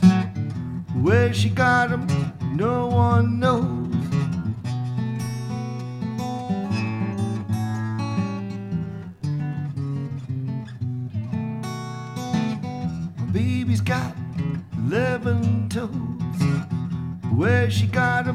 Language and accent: English; upstate New York, United States; moved away as an adult; now in Ogden, United States; I'm originally from upstate New York